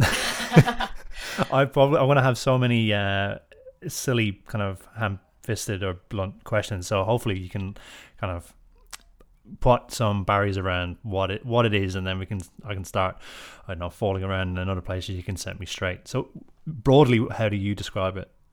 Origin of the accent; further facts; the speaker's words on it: Ireland; now in Australia; as an Irish fella who grew up in Ireland